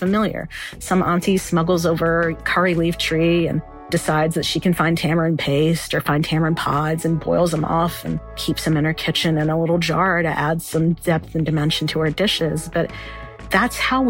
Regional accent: North Carolina, United States; also born or lived in Kentucky; now in Lexington, United States; I was born in Kentucky, raised in North Carolina

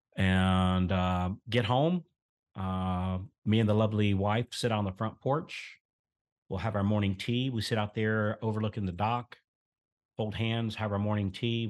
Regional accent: central Florida, United States; I was born here in the South in a very, very, very small, very rural town, uh, here in central Florida. And so we grew up on collards

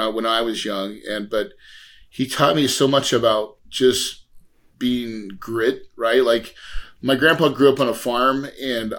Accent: West Plains, Missouri, United States; I'm from West Plains, Missouri, right? So like the Ozarks, true Ozarks.

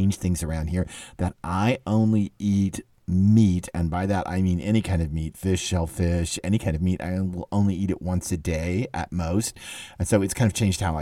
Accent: the South, United States; a Southerner

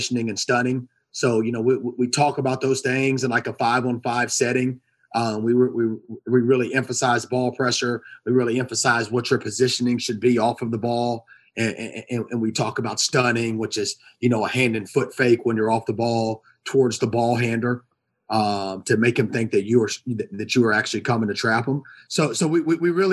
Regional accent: Atlanta, Georgia, United States; I grew up in East Atlanta, grew up in the inner city

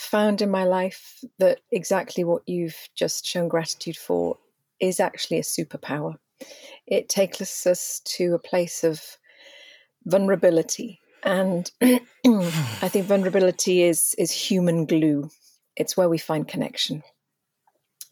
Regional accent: Wales, United Kingdom; being Welsh, in the true sense of the word, yes, I'm Indigenous to Wales

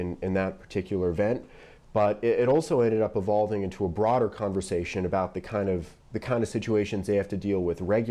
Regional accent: Las Vegas, Nevada, United States; that's my hometown. It's where I grew up.

